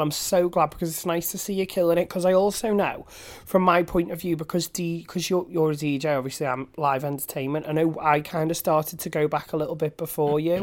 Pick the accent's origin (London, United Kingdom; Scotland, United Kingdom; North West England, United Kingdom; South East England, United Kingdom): North West England, United Kingdom; Manchester; I'm from Manchester, born and bred